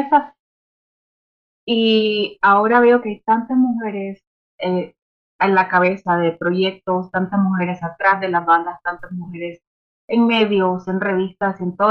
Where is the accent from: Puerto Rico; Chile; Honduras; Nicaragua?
Nicaragua; soy, soy de Nicaragua